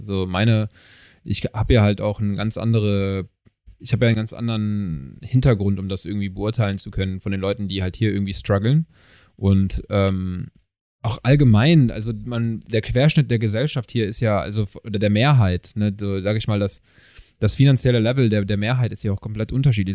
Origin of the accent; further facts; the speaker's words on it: Germany; wir kommen aus Deutschland. Wir haben einen deutschen Pass